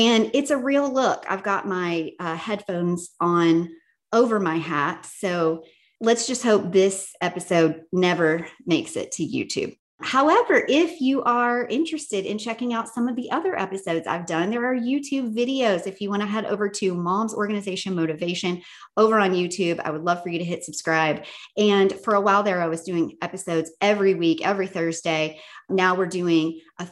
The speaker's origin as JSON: {"language": "English", "region": "Tennessee", "country": "United States", "moved": "yes", "said": "I am back from Tennessee. I'm curious if it's going to sound like my accent is back in full force"}